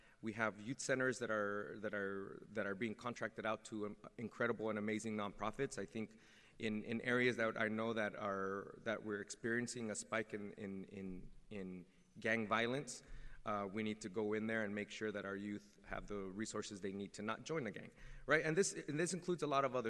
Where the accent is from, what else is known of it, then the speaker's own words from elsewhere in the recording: San Jose, California, United States; the neighborhood that I grew up in the Washington neighborhood